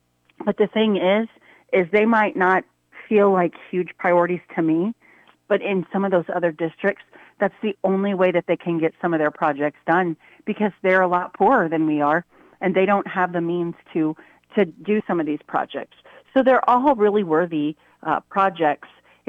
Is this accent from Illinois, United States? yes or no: no; Missouri, United States; we're from Missouri and we want our Missourians to have first choice